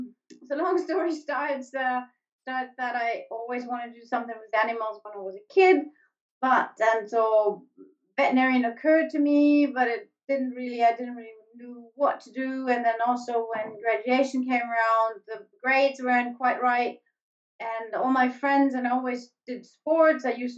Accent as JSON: {"language": "English", "country": "Germany", "second_language": "English", "lives_now": "Alaska, United States", "said": "The spring that I'm used from Germany just doesn't exist here."}